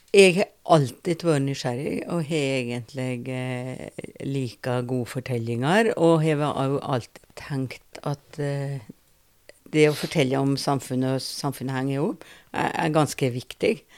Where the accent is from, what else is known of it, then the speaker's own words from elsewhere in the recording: Rauland, Telemark, Norway; now in Porsgrunn, Norway; jeg er opprinnelig fra Rauland. Bor nå i Porsgrunn